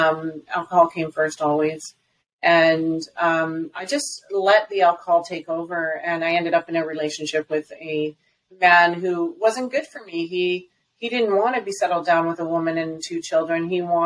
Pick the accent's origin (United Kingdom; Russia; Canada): Canada; Alberta; also born or lived in British Columbia; from where I was in BC to my hometown, is about 1,300 kilometers.